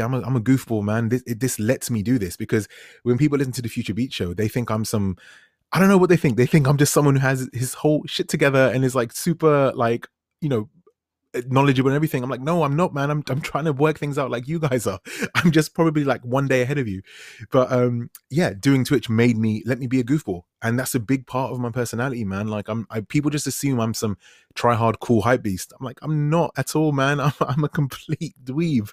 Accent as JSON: {"language": "English", "region": "London", "country": "United Kingdom", "said": "I'm a dude from West London"}